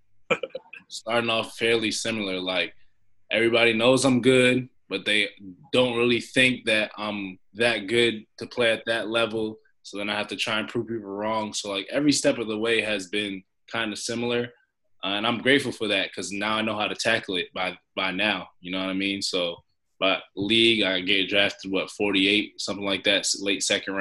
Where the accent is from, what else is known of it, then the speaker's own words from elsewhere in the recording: Lowell, Massachusetts, United States; also born or lived in Brooklyn, New York; I was born in Brooklyn, New York, from Lowell, Massachusetts, grew up there